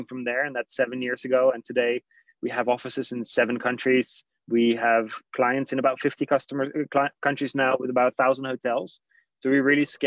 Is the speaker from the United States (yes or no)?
no; Netherlands; moved away; I'm Dutch originally